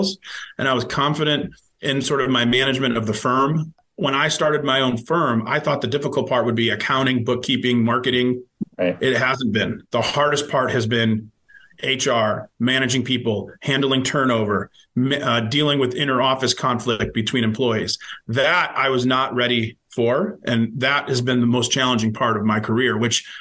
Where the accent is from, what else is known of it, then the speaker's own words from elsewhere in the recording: Cleveland, Ohio, United States; also born or lived in Columbus, Ohio; growing up in Ohio, growing up in Cleveland